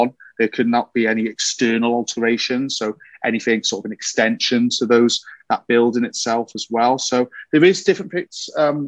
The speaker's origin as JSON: {"language": "English", "region": "Wales", "country": "United Kingdom", "said": "I'm a Welshman."}